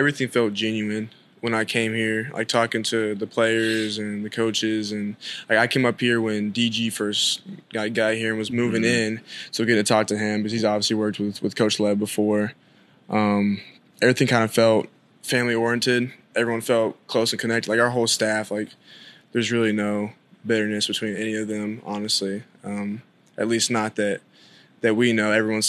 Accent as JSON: {"language": "English", "town": "Atlanta", "region": "Georgia", "country": "United States", "said": "I'm from Atlanta. I grew up a huge Georgia fan"}